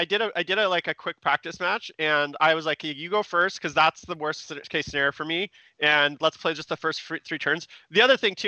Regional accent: Vancouver, British Columbia, Canada; we're both from Vancouver

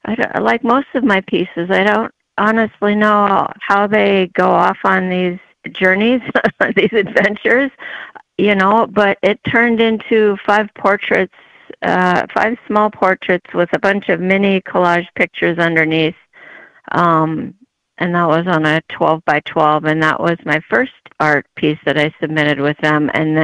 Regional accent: California, United States; also born or lived in Japan / Erskine, Minnesota; My father was retired military, So I was born in Japan and I grew up in California, and then they moved to a hobby farm in Erskine, And that's where I graduated.

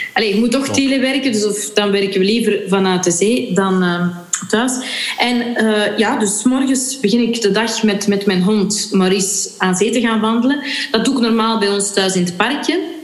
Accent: Flanders, Belgium; als Vlaming

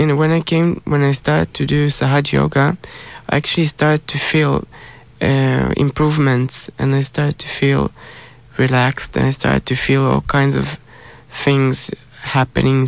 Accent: Israel; I'm from Israel

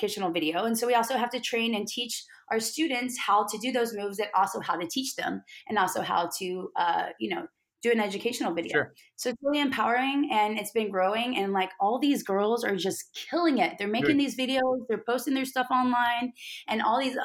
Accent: Beaumont, Texas, United States; And I'm from Beaumont's in that area

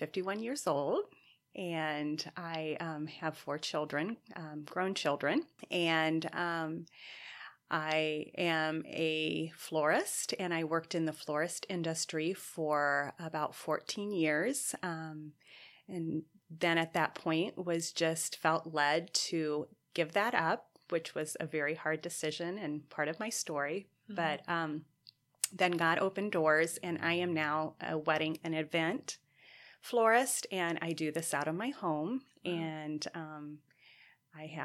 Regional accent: Indiana, United States; moved away; I was raised in Indiana

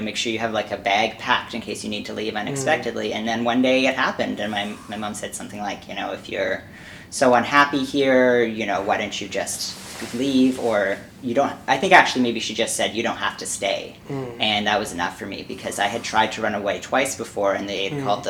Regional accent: Winnipeg, Manitoba, Canada; now in Toronto, Canada; I was born in Winnipeg, Manitoba

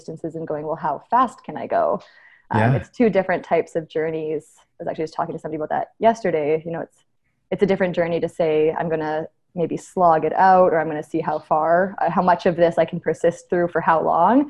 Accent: Abbotsford, British Columbia, Canada; moved away as an adult; also born or lived in Edmonton; I grew up in Abbotsford, actually, and I ran track throughout high school

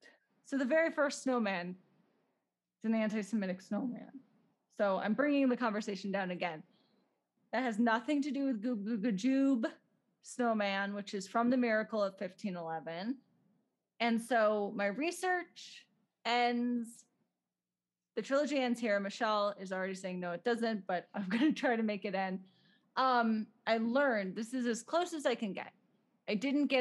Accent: United States; I'm American and I say Berg.

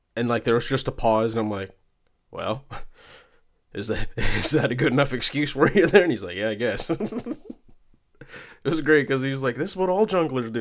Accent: Michigan, United States; I'm from Michigan

